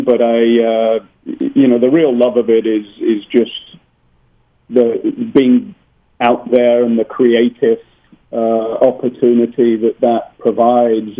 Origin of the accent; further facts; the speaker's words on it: Birmingham, West Midlands, United Kingdom; also born or lived in near Baltimore; now in Baltimore area, United States; I grew up in Birmingham in England, which was the sort of center of the last real industrial revolution.